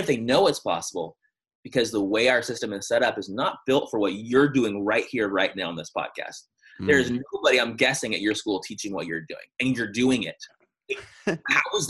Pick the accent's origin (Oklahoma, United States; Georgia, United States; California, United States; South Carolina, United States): California, United States; San Diego; I'm from San Diego